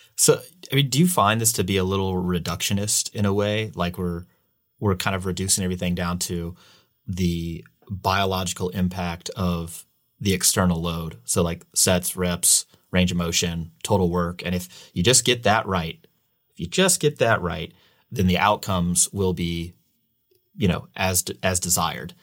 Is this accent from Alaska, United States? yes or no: no; St. Louis, Missouri, United States; now in California, United States; I'm from the Midwest, I'm from Saint Louis